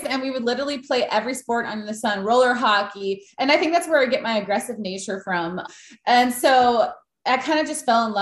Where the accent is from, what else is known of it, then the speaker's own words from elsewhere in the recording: Green Bay, Wisconsin, United States; I grew up in Green Bay, which is not really a soccer city